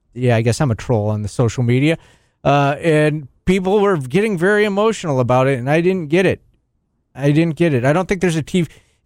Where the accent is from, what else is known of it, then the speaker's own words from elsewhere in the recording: San Diego, California, United States; now in Central New York, United States; I grew up in San Diego.